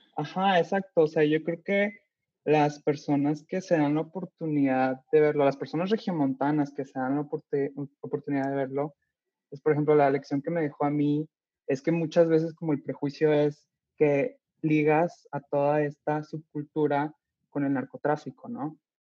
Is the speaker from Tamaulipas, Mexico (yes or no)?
no; Monterrey, Nuevo León, Mexico; de donde yo soy, yo nací aquí